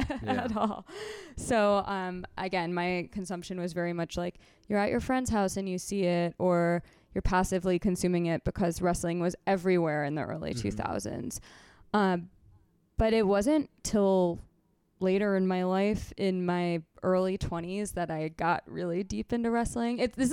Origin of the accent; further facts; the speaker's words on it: Connecticut, United States; I grew up in Central Connecticut, and some of the kids in my neighborhood were into wrestling